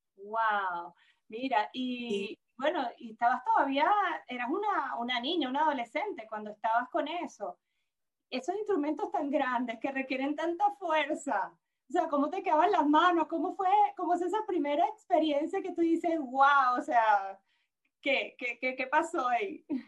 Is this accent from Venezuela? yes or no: yes; Venezuela; una venezolana con experiencia en el mundo del entretenimiento